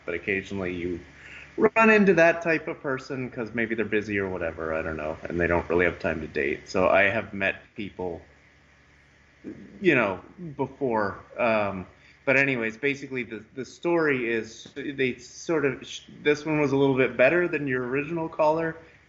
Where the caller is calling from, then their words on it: California, United States; I'm from California.